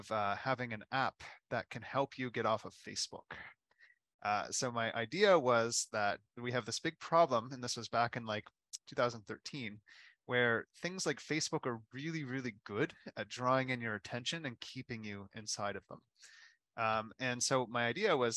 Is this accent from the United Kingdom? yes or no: no; Halifax, Nova Scotia, Canada; I was born in Halifax